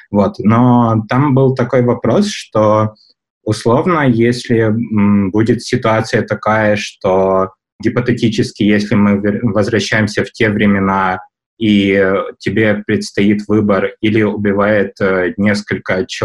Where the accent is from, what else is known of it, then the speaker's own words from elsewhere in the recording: Kyiv, Ukraine; я из Киева.